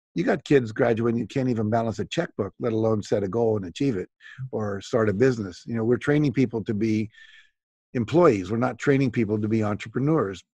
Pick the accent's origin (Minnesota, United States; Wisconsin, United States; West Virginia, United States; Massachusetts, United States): West Virginia, United States; I grew up in West Virginia